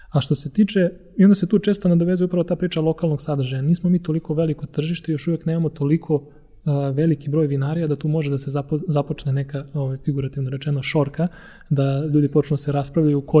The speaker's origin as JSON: {"language": "Croatian", "town": "Topola", "region": "Šumadija", "country": "Serbia", "tie": "born or raised there", "said": "pošto sam ja rodom iz Topole, ove oplenačke"}